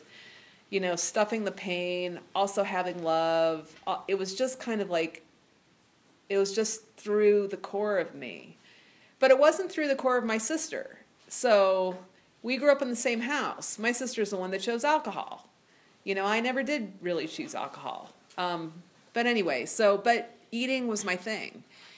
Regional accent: Ohio, United States; moved away as an adult; I grew up in Ohio, and I grew up in a small town of 8,000 people where everybody knew everybody.

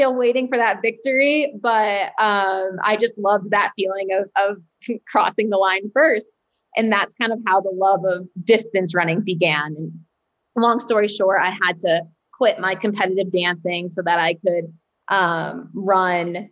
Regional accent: Standish, Maine, United States; also born or lived in Portland, Maine; I'm originally from Standish, Maine, and then I went to high school in Portland, Maine, which is like 35, 40 minutes from where I live.

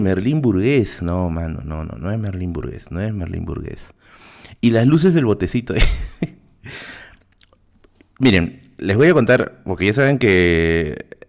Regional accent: Lima, Peru; yo no paso como limeño

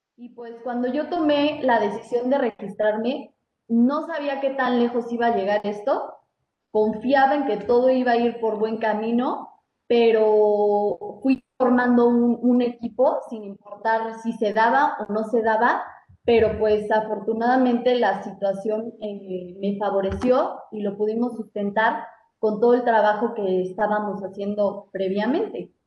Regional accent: Mexico; como mexicanos

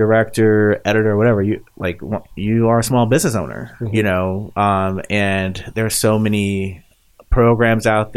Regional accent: Hayti, Missouri, United States; also born or lived in Springfield, Missouri; I say Springfield, Missouri, but I'm really from Hayti, Missouri, the boot heel.

